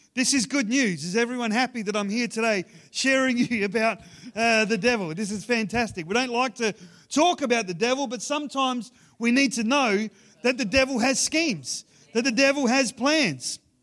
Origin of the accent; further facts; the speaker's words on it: Ceduna, South Australia, Australia; moved away; growing up in Sejuna